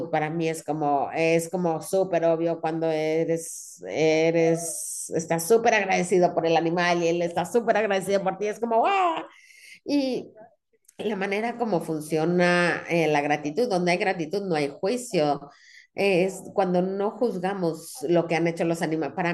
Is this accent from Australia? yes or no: yes; Sydney, New South Wales, Australia; Cuando yo era chiquita, yo crecí en Sydney, pero íbamos a, a Gales, íbamos al rancho de un primo